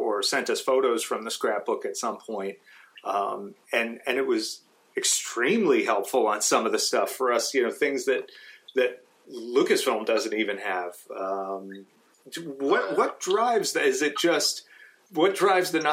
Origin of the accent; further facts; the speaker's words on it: New York, United States; I'm from New York